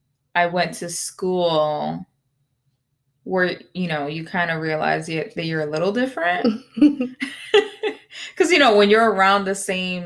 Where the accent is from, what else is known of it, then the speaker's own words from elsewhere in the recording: United States; first language Spanish; English is a second language; I was not born on the island. I was born here in the United States.